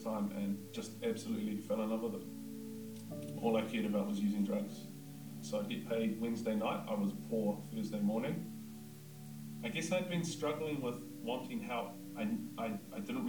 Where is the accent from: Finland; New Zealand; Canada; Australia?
New Zealand; Whakatane, Bay of Plenty; I'm from Whakatane.